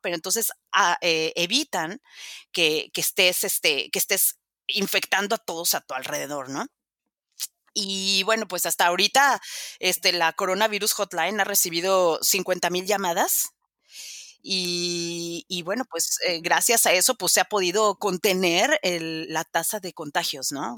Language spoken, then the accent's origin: Spanish; Mexico; moved away as an adult; also born or lived in Spain; now in Vienna, Austria; soy mexicana de nacimiento